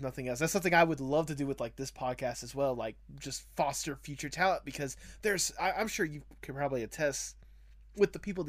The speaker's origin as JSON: {"language": "English", "area": "near Athens", "region": "Georgia", "country": "United States", "tie": "born or raised there"}